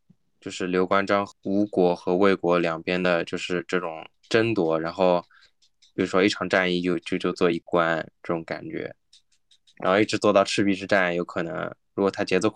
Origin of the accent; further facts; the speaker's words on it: China; 他像现在这座里面的怪，其实大部分我们我们作为中国人我们都不不认识，对吧？